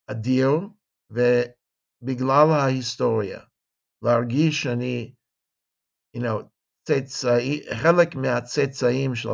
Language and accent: Hebrew; Los Angeles, California, United States; also born or lived in San Diego; now in Jerusalem, Israel; אני מישהו שגדל בחוץ לארץ, אני גדלתי בקליפורניה. נולדתי בסן דייגו, גדלתי בלוס אנג'לס, למדתי גם Mocha Berkeley, go Bears.